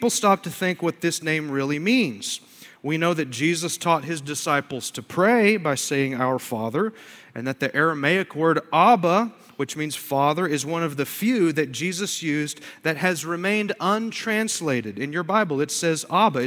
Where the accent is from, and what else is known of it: United States